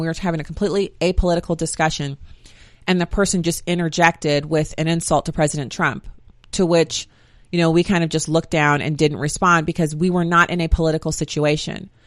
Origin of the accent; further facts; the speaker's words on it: Germany; moved away; I grew up in Germany